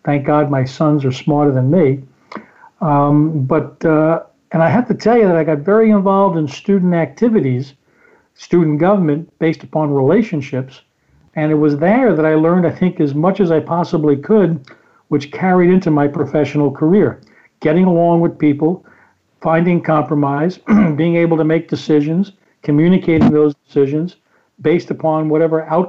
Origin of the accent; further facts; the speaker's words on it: New York City, New York, United States; moved away as an adult; now in New Jersey, United States; I grew up on a street corner in Brooklyn, New York